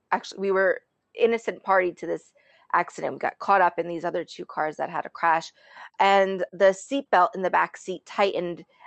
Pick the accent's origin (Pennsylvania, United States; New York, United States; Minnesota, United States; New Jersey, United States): New Jersey, United States; I am Sicilian, I am from Jersey